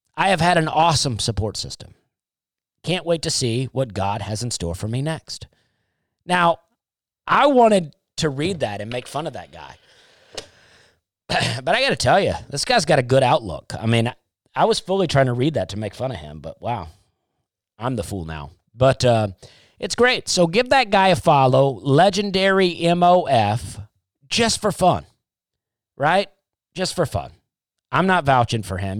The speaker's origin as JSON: {"language": "English", "region": "Alabama", "country": "United States", "tie": "born or raised there", "said": "growing up in Alabama"}